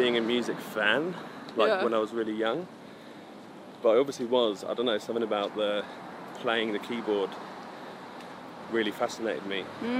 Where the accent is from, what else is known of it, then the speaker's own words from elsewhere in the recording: Towcester, East Midlands, United Kingdom; also born or lived in Luton / St Albans; I'm from the Midlands.